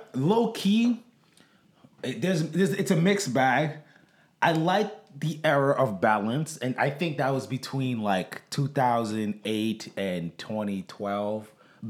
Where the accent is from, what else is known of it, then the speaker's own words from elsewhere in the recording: Boston, Massachusetts, United States; also born or lived in Brockton, Massachusetts; now in Easton, United States; We grew up in Boston, pretty much. And then we moved to Boston.